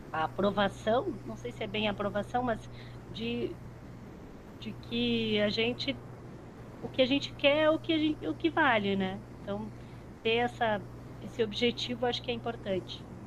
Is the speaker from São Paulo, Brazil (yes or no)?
no; Ijuí, Rio Grande do Sul, Brazil; moved away as an adult; also born or lived in Porto Alegre; eu morava em Juí, tá? Eu sou de uma cidade do interior do Rio Grande do Sul